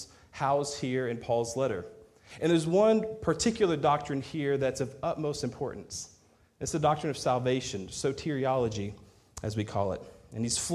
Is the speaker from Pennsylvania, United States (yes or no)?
no; Texas, United States; moved away as an adult; I'm a Texan